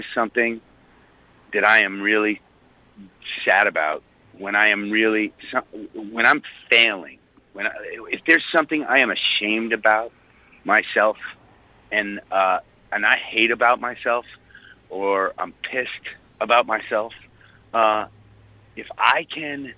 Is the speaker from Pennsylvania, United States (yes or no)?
no; Wayland, Massachusetts, United States; also born or lived in Corning, New York; I was born in Corning, New York. My father was working for the Corning Glass Company, but when I was 4 years old, we moved to outside of Boston, to a town called Wayland